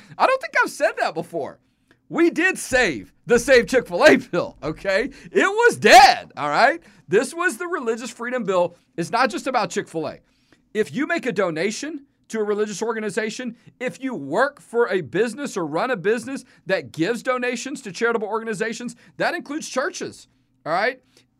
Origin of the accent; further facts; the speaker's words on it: Houston, Texas, United States; I grew up in Houston, and as I like to say, the San Jacinto Monument, I grew up under the shadow of it.